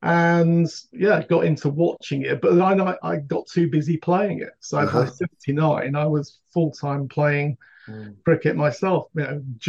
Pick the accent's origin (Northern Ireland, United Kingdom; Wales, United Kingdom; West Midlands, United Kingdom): West Midlands, United Kingdom; Wolverhampton; born or raised there; moved away as an adult